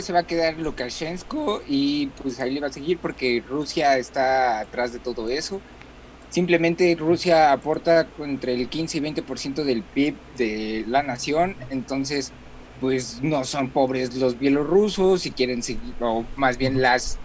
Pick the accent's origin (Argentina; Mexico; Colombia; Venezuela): Mexico; lo que conocemos nosotros como mexicanos